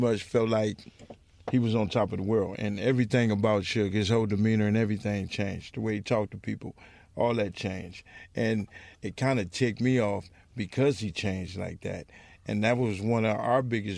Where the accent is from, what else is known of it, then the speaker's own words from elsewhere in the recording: Compton, California, United States; I'm from Compton